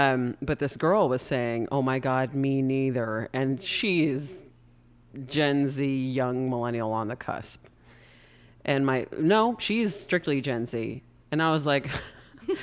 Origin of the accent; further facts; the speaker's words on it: United States; accent: American; it wouldn't matter even if I was fluent, you'd make fun of my American accent.